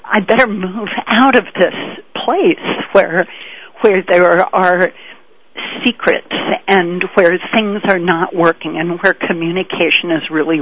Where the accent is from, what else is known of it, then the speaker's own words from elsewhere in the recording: Boston, Massachusetts, United States; I grew up in Boston, Massachusetts, in the days when sex was banned in Boston.